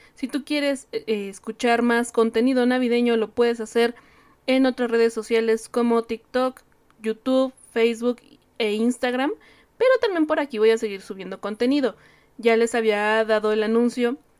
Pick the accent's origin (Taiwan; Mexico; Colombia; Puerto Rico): Mexico; nosotros como mexicanos